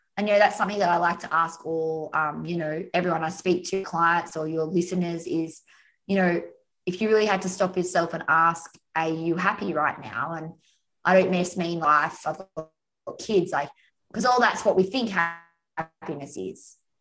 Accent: Australia; also born or lived in Umina Beach, New South Wales; I'm Australian, so Aussie, Aussie, Aussie. Uh, yeah, and I'm in Australia now

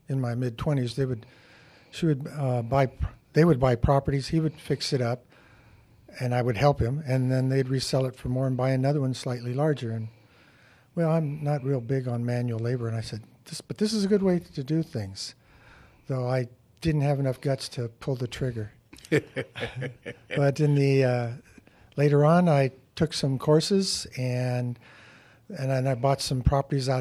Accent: San Diego, California, United States; I'm from San Diego.

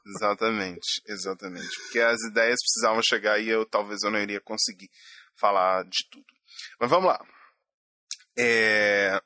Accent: Minas Gerais, Brazil; Sou mineiro

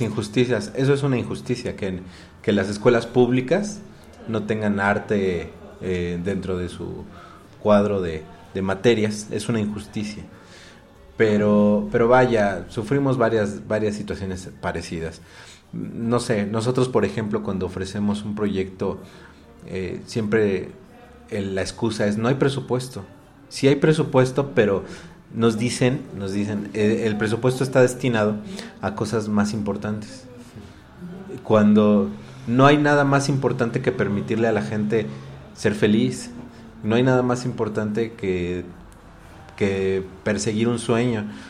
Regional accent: Mexico; Son cosas que nos identifican como mexicanos.

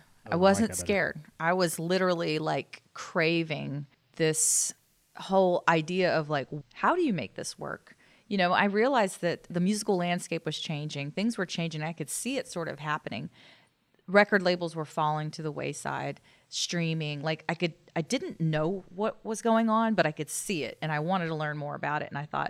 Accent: Dallas, Texas, United States; also born or lived in Destin, Florida; I grew up here in Dallas.

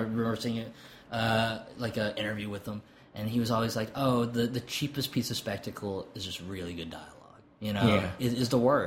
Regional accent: Arkansas, United States; I was born in Arkansas

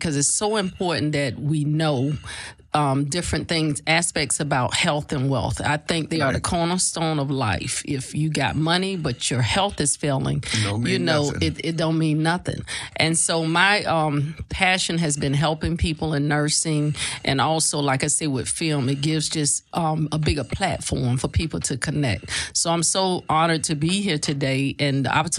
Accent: Tampa, Florida, United States; now in Richmond, United States; I'm originally from Tampa, Florida, but I live in Richmond, Virginia

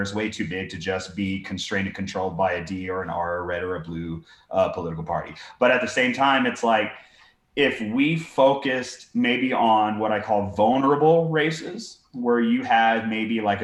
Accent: Texas, United States; in Texas, you know, dude, my hometown in B County, county of 30,000 people

